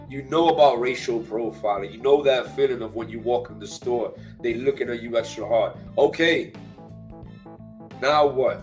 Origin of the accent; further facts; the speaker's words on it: New York, United States; I come from New York, the inner city. I'm Hispanic, I'm Latino. We share the same neighborhood. I was raised around Black people.